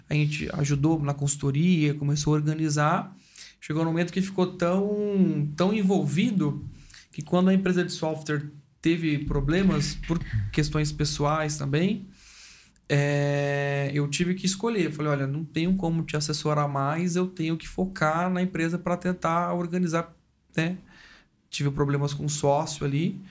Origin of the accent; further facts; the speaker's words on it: Mongaguá, São Paulo, Brazil; also born or lived in Sumaré; eu fui nascido e criado em Sumaré até os meus sete anos de vida. Aí depois nós nos mudamos para Mongaguá